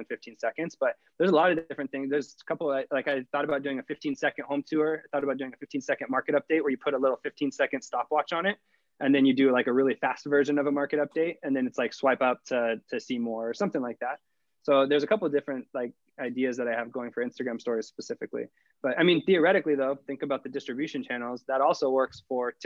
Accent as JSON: {"language": "English", "town": "Sacramento", "region": "California", "country": "United States", "moved": "as an adult", "lives_now": "San Diego, United States", "said": "I was from Sacramento. I was in Sacramento for 24"}